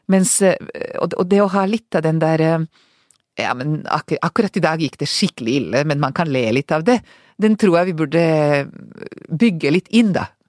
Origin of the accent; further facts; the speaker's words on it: Serbia; now in Norway; Jeg klarer ikke å si at jeg er fra Serbia, jeg sier fortsatt Hvis jeg ikke tenker meg om, så sier jeg alltid Jugoslavia, ikke sant?